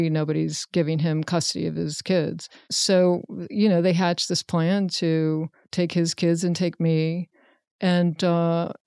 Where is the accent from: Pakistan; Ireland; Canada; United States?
United States; Richmond, Virginia; Richmond. It? Yeah, Virginia. Richmond, Virginia.